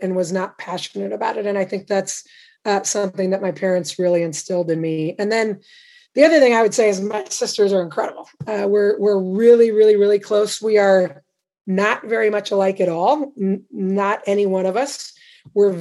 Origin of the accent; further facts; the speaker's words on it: Indianapolis, Indiana, United States; also born or lived in Champaign, Illinois / Baldwinsville, New York; I grew up basically in the Midwest, Indianapolis, Champaign, Illinois